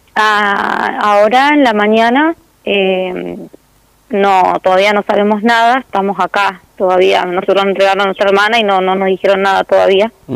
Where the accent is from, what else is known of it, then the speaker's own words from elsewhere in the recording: El Calafate, Santa Cruz, Argentina; also born or lived in Río Gallegos; nosotros somos nacidos en Río Gallegos y somos criados acá, en Calafate